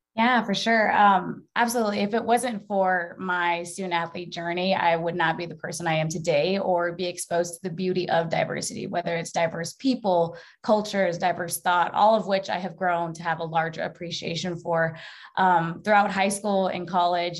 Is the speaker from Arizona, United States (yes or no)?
yes; Mesa, Arizona, United States; growing up in Mesa, Arizona, as you mentioned, um, I was raised in a predominantly Hispanic community